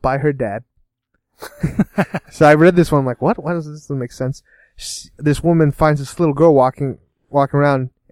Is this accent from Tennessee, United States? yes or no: no; Oregon, United States; now in Kentucky, United States; I'm from Oregon.